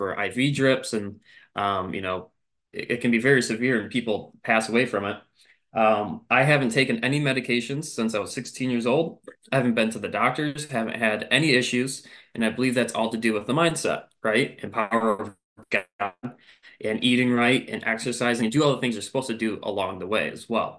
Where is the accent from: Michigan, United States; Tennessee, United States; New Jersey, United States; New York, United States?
Michigan, United States; moved away as an adult; now in South Carolina, United States; I am born and raised in Michigan